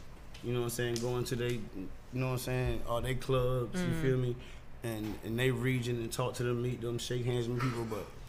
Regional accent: Savannah, Georgia, United States; also born or lived in New York / Atlanta; I'm from New York. I'm born in New York. I'm from Savannah, Georgia, but I'm born in New York.

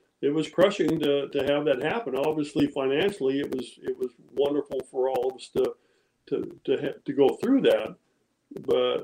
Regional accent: Modesto, California, United States; We grew up in outside of Modesto. I actually went to high school in Modesto, Downey High there.

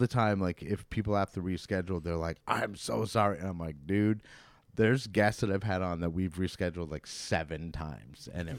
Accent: Vermont, United States; also born or lived in Troy, New York; now in Saratoga, United States; I'm from Vermont originally, but 20 something years ago, or maybe 20 years ago, I moved to Troy, and I lived in Troy for like 10 or so years before moving to Saratoga

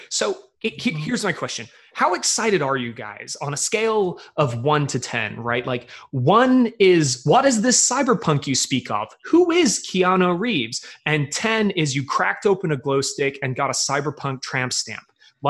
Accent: United Kingdom; I'm just, I'm ready to be disappointed because I'm British. You may not know it because I don't sound like it, but my people crave disappointment.

